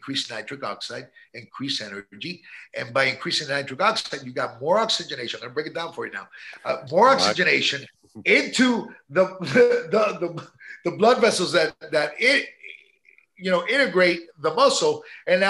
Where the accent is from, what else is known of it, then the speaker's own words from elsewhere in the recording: New York, United States; now in Miami, United States; My parents are Cuban. I was born in New York, but yeah, I'm a proud AB